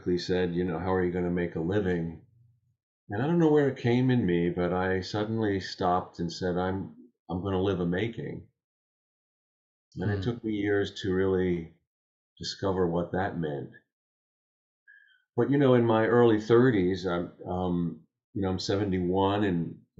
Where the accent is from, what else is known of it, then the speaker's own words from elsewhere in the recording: Long Island, New York, United States; I grew up on Long Island outside of New York City.